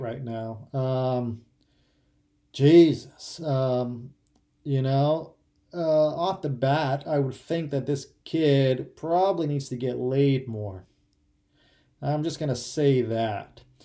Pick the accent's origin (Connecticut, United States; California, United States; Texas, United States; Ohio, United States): Ohio, United States; moved away; growing up in Ohio